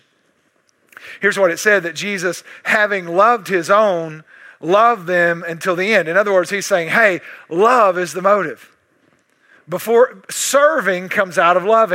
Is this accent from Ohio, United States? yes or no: no; East Texas, United States; I'm East Texan